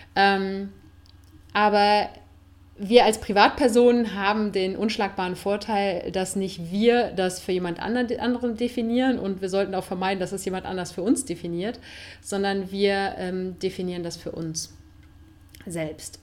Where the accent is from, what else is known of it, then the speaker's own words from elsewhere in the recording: Cologne, North Rhine-Westphalia, Germany; moved away as an adult; now in Spain; in meine Heimatstadt